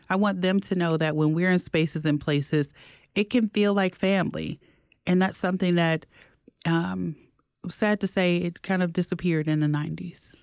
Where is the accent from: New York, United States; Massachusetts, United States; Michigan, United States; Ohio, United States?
Michigan, United States; Detroit; now in Milwaukee, United States; growing up in Detroit, my dentist was black